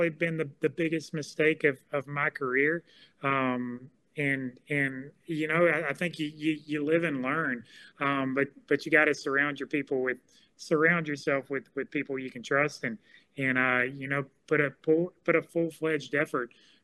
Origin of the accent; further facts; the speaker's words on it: Fairhope, Alabama, United States; I grew up in Fairhope, Alabama